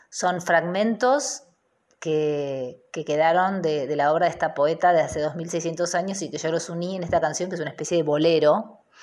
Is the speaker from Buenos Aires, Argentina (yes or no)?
yes; Buenos Aires, Argentina; Yo soy de Buenos Aires, eh, nacida y criada en San Telmo, ahora vivo en Almagro